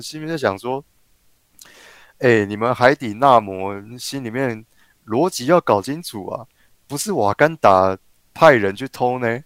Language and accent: Chinese; Tainan, Taiwan; 咱们老家台南